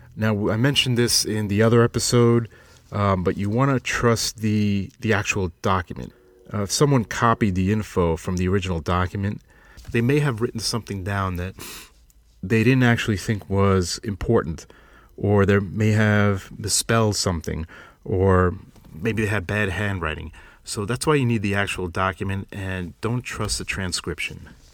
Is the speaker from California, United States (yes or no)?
no; Long Island, New York, United States; accent: Long Islander; moved away; I'm originally from Long Island, New York. So we say ant